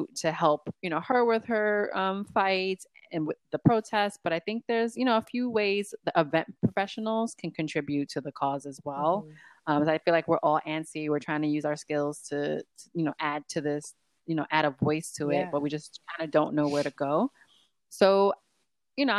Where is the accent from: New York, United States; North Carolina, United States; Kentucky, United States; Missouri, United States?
New York, United States; New York, my hometown